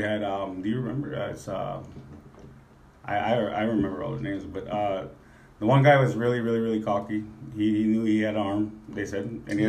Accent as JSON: {"language": "English", "town": "Minneapolis", "region": "Minnesota", "country": "United States", "tie": "born or raised there", "also_born_or_lived": "Maple Grove, Minnesota", "moved": "yes", "lives_now": "Bismarck, United States", "said": "I grew up in Minneapolis, Minnesota area."}